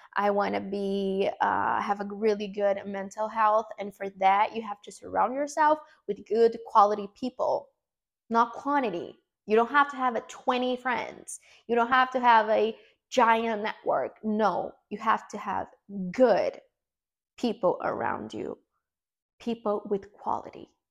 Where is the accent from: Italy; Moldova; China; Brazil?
Brazil; first language Portuguese; English is a second language; English is not my first language. Um, I'm Brazilian. I speak Portuguese